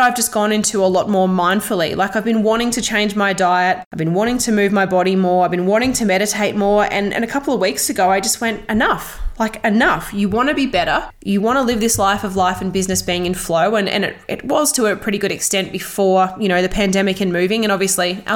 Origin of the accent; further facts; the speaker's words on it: Toowoomba, Queensland, Australia; also born or lived in Melbourne; here in my hometown in Toowoomba